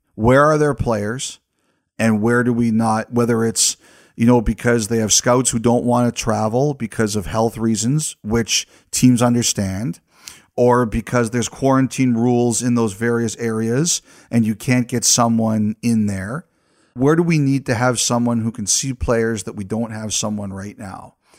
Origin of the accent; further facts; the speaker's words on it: Canada; As a Canadian in Canada